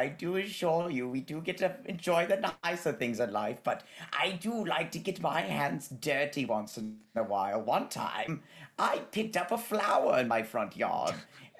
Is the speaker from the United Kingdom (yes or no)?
yes; United Kingdom